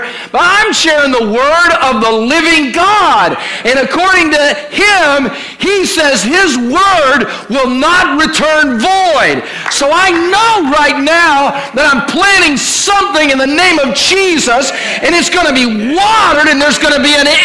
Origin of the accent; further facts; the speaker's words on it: Ohio, United States; now in Virginia Beach, United States; I was raised in Ohio